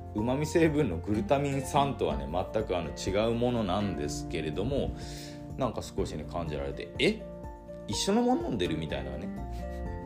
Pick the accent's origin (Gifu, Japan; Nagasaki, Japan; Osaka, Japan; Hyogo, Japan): Nagasaki, Japan; islands of; moved away as an adult; also born or lived in Aichi; 田舎から出てきて、本当に長崎の島の方から出てきて、愛知にね、高校卒業して、愛知の、まあ、自動車メーカーに入って